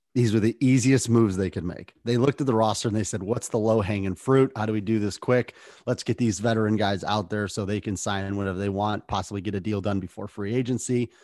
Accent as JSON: {"language": "English", "town": "Lorain", "region": "Ohio", "country": "United States", "tie": "born or raised there", "said": "my hometown of Lorain, Ohio."}